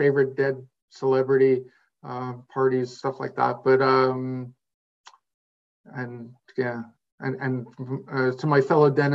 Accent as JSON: {"language": "English", "region": "Quebec", "country": "Canada", "said": "I'm from Quebec"}